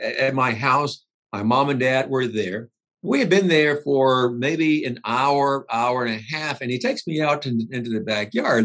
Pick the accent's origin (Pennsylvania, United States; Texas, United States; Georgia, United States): Georgia, United States; South; moved away; I grew up in South Georgia. Mm-hmm. I grew up on a farm